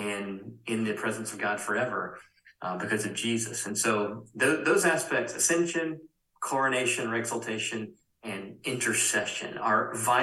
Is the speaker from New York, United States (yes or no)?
no; Spartanburg, South Carolina, United States; Growing up in Spartanburg, South Carolina